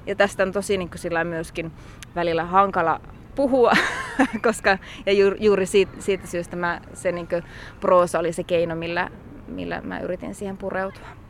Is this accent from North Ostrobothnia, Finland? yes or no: yes; North Ostrobothnia, Finland; moved away; mä itse Pohjois-Pohjanmaalta lähtöisin